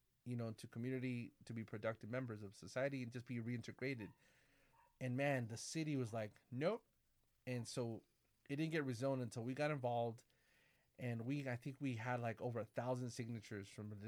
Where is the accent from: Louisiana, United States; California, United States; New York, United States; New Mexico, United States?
California, United States; Corona; also born or lived in San Bernardino; my growing up in my hometown, Corona